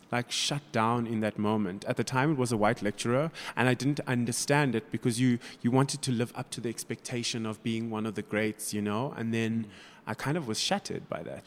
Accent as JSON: {"language": "English", "town": "Durban", "region": "KwaZulu-Natal", "country": "South Africa", "tie": "born or raised there", "moved": "yes", "lives_now": "Johannesburg, South Africa", "said": "I was brought up in South Africa."}